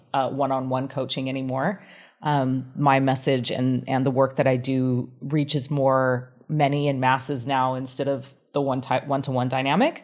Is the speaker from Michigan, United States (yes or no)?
yes; Grand Rapids, Michigan, United States; also born or lived in Salt Lake City, Utah; now in Bali, Indonesia; I was born in Grand Rapids, Michigan, in the United States